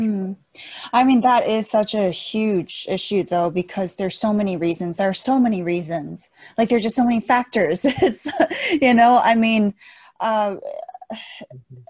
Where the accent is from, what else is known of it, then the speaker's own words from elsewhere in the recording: United States; also born or lived in China; I growing up in America